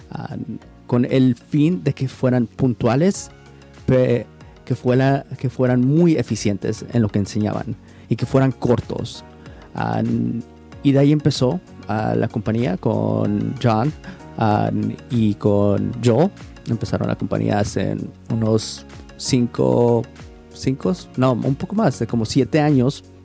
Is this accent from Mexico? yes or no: yes; Mexico; also born or lived in United States; now in Portland, United States; soy mexicano. Ah, he crecido entre México y Estados Unidos. Ahorita me encuentro viviendo en Portland, Oregon